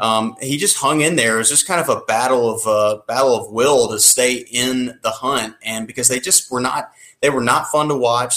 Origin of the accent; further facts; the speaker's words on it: Atlanta, Georgia, United States; growing up in Atlanta